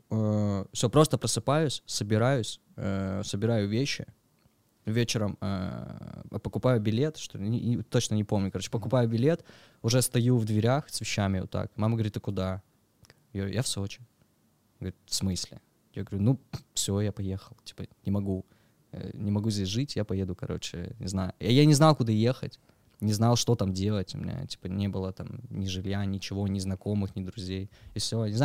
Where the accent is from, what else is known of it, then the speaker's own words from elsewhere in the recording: Pyatigorsk, Stavropol Krai, Russia; moved away as an adult; now in Sochi, Russia; Я с Пятигорска. Ты я с Кавказа, да. Родился там, э, Пятигорск, МВ. Вот, уехал оттуда в 19 лет.